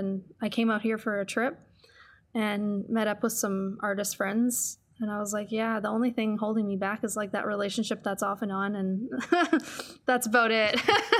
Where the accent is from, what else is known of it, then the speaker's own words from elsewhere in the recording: East Coast, United States; It's always kind of felt like home to me, even though I'm totally from the East Coast.